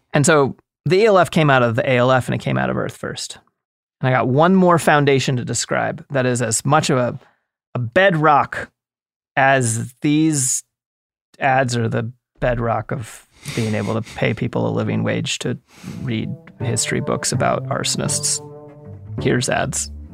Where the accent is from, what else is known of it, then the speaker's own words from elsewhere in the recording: East Coast, United States; moved away; I grew up on the East Coast